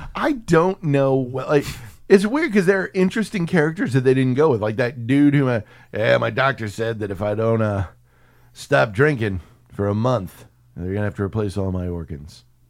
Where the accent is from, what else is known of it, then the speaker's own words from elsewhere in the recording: San Antonio, Texas, United States; that neighborhood I grew up in in San Antonio